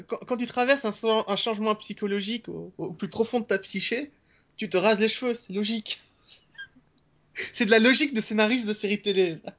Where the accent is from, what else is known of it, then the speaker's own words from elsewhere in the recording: Belgium; j'ai grandi en Belgique.